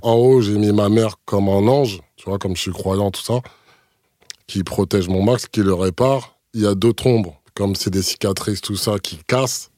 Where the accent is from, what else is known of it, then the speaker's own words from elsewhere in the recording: Martinique; de chez moi en Martinique